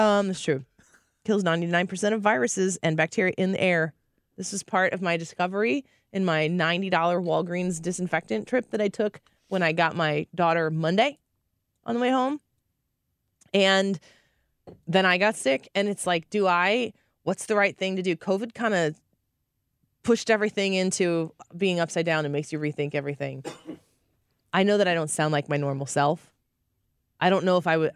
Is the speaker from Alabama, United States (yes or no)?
no; St. Louis, Missouri, United States; I'm from St. Louis